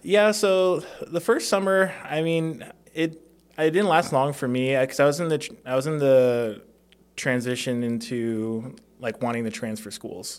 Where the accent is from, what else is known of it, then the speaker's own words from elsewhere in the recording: Las Vegas, Nevada, United States; also born or lived in Hawaii; I was born in Hawaii. Um, from there, just 'cause of cost of living, my family moved to Las Vegas